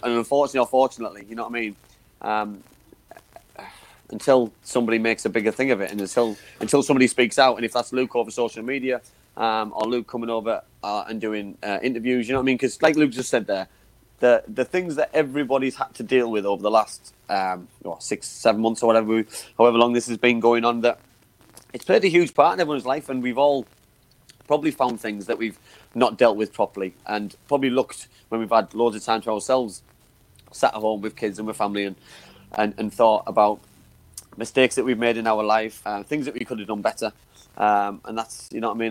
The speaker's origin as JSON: {"language": "English", "town": "Middlesbrough", "region": "North East England", "country": "United Kingdom", "tie": "born or raised there", "said": "I was playing for my hometown club at the time"}